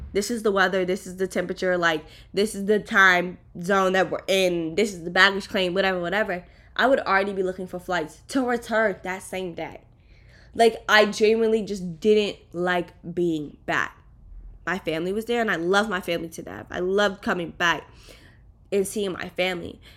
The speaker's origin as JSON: {"language": "English", "region": "East Coast", "country": "United States", "tie": "born or raised there", "moved": "as an adult", "lives_now": "Miami, United States", "said": "I lived on the East Coast"}